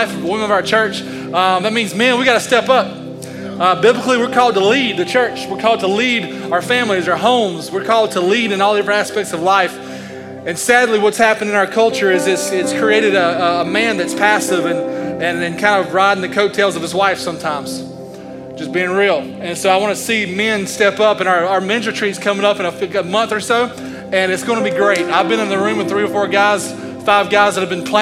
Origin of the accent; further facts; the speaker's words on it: United States; I'm an American man